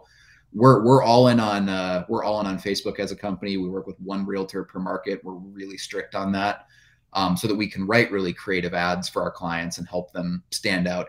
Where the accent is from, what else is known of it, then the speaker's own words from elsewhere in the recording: central Minnesota, United States; I went door to door to small businesses in my hometown. It was a small town in central Minnesota, right in the middle of the state